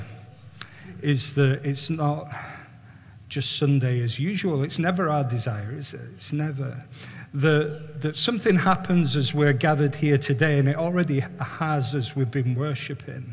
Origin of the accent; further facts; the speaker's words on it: Barrow-in-Furness, North West England, United Kingdom; I was brought up in Barrow, brought up in Hinepool